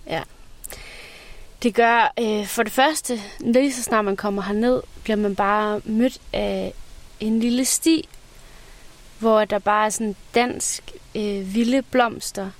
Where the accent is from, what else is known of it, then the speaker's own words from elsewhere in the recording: Fjaltring, Central Denmark Region, Denmark; moved away; jeg voksede op ved Vestkysten. Ja. Så øh, ved Fjaltring Strand